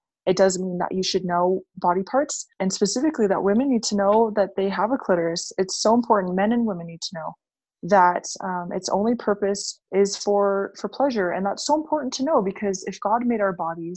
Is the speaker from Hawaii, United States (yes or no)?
yes; Hawaii, United States; I grew up in Hawaii